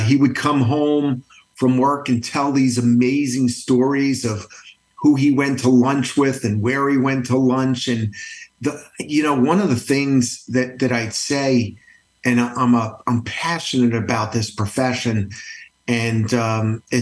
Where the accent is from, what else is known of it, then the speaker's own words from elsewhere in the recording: Matawan, New Jersey, United States; also born or lived in Brooklyn, New York; I grew up in a small town, Matawan, New Jersey, Central Jersey